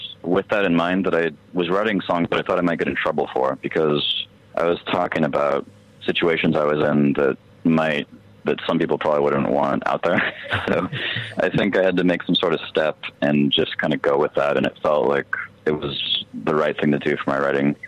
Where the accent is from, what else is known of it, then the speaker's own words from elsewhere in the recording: El Paso, Texas, United States; moved away; I was also in my hometown El Paso, which things move a lot slower there